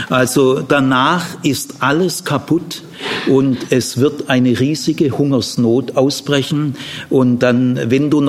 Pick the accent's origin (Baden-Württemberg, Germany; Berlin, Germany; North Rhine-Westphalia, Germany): Baden-Württemberg, Germany; Ludwigsburg; meine Heimat, Landkreis Ludwigsburg, nach vier Tagen nichts Grünes mehr, nichts mehr.